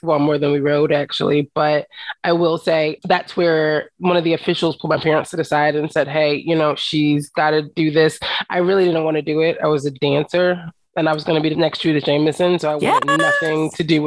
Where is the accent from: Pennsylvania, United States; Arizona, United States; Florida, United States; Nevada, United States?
Pennsylvania, United States; Philadelphia; I'm from the hood. You know what I mean? I grew up in West Philadelphia.